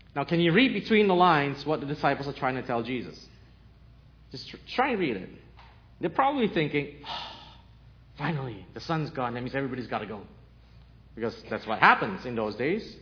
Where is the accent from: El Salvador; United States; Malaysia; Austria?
Malaysia; moved away as an adult; also born or lived in Canada; I'm Chinese, Malaysian, with a Portuguese grandmother, born in Malaysia, moved to Canada when I was 18, and six years ago moved here